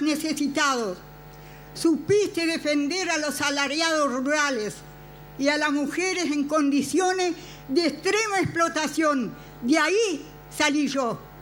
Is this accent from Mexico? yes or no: no; interior, Uruguay; mis compañeras del interior, es de donde soy.